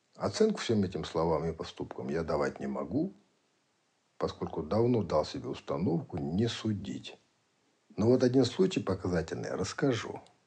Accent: Kazakhstan; Прислали к нам из центра в Казахстан

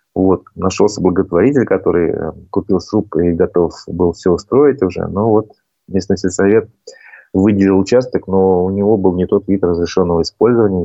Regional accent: Bashkortostan, Russia

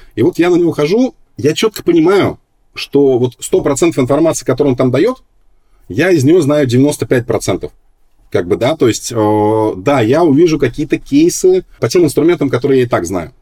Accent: Minsk, Belarus; now in Moscow, Russia; я родился вообще не в Москве, а в Минске

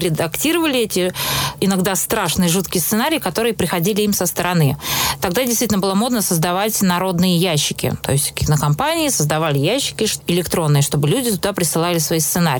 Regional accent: Moscow, Russia; я росла в Москве в, в семье режиссеров

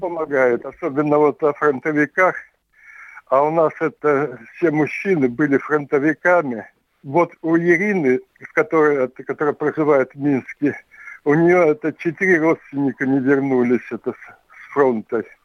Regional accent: Tevriz, Omsk Oblast, Russia; очень много от родни вот осталось в Омске, Евризии, откуда я родом

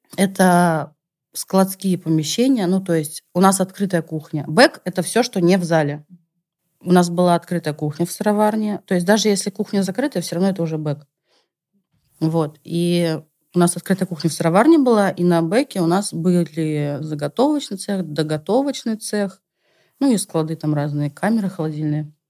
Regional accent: Saint Petersburg, Russia; moved away as an adult; now in Moscow, Russia; у нас в Питере, потому что все-таки я петербурженка, пока еще, наверное, в душе

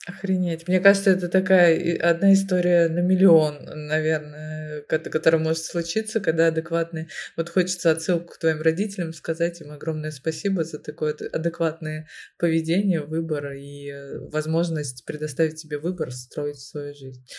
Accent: Moscow, Russia; я родилась в Москве, всю жизнь живу в Москве

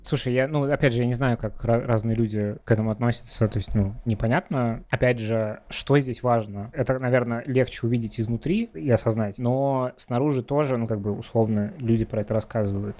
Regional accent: Russia; moved away as an adult; now in Israel; Я человек, э, который большую часть жизни прожил в России

